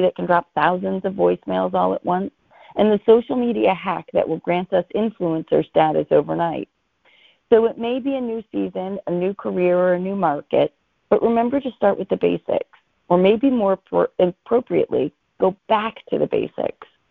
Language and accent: English; Boston, Massachusetts, United States; because I'm from Boston, it is required that I'm a Patriots fan